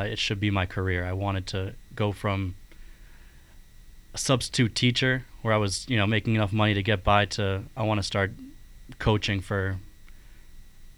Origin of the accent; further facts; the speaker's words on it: Braintree, Massachusetts, United States; my house where I grew up in Braintree, Massachusetts